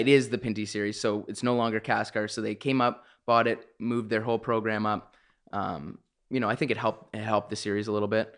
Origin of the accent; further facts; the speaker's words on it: Canada; being a Canadian